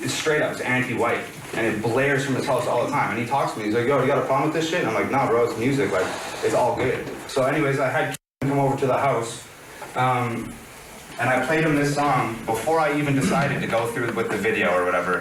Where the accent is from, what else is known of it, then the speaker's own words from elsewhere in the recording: Canada; now in United States; I'm Canadian, okay? So the social climate in Canada, in terms of, like, race relations and that type of thing, is completely different than it is here in America.